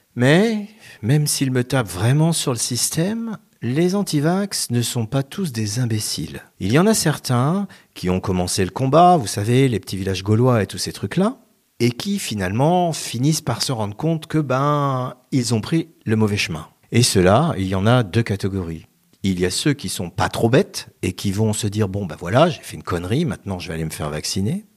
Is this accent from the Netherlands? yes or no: no; France; en tant que bon français, gavé depuis l'enfance de petits villages gaulois